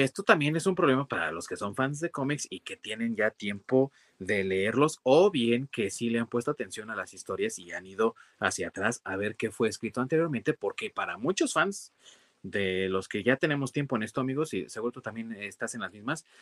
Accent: Mexico

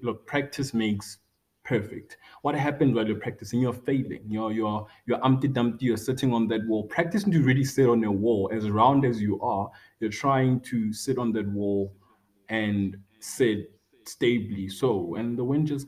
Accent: Rustenburg, North West, South Africa; born and bred in Rustenburg, in a local community near the Sun City Resort

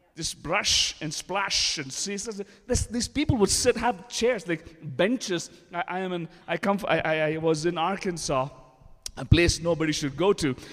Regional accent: India; English is a second language; moved away; being an Indian I'm still learning English.

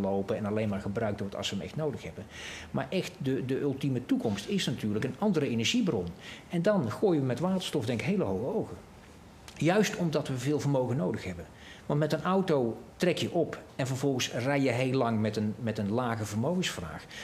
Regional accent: North Brabant, Netherlands; ik ben een Brabander

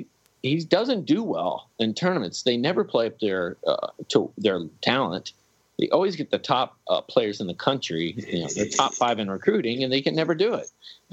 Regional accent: Kansas City, United States; I'm from Kansas City. I'm kind of a Kansas, Missouri kind of fan.

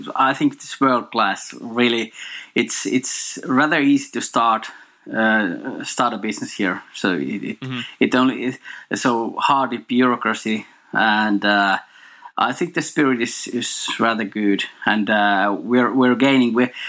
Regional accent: Finland; In Finland.

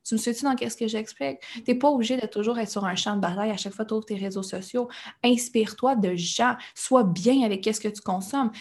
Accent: Quebec, Canada; je suis québécoise, oui, mais le reste, tout ce que je consomme, tout ce que je prends, tout ce que je vis, notre télévision, nos relations, tout le temps en anglais

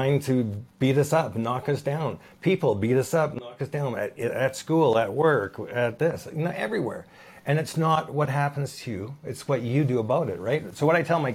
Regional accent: Vancouver, British Columbia, Canada; I was from Vancouver

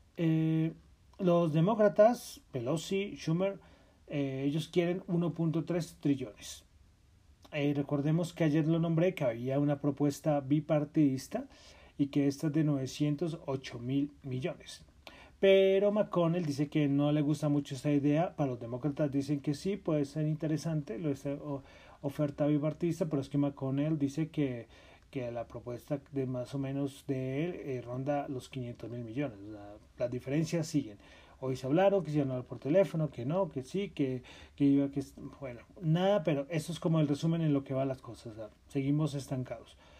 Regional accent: Colombia; Soy de Colombia

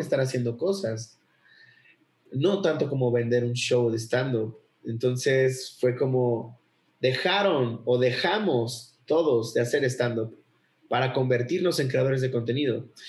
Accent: Acapulco, Guerrero, Mexico; soy de Acapulco.

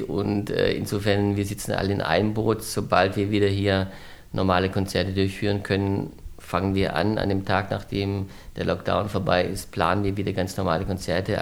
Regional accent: Southern Germany, Germany; moved away; also born or lived in Heidelberg; ich komme ja aus Süddeutschland

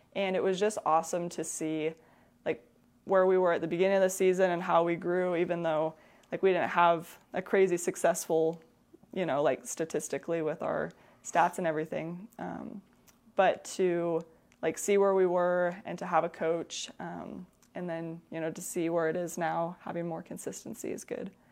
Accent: La Grande, Oregon, United States; born in La, born and raised in La Grande, um, stayed here for college

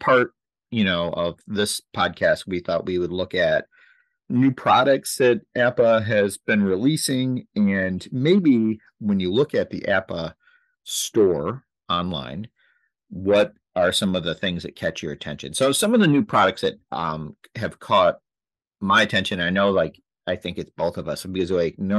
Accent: Michigan, United States; we grew up in Michigan and grew up as Tiger fans

